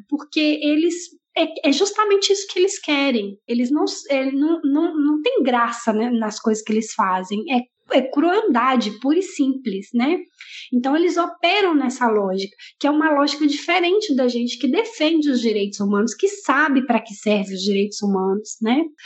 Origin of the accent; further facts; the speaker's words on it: Minas Gerais, Brazil; now in Chile; na minha cidade natal, né, Minas Gerais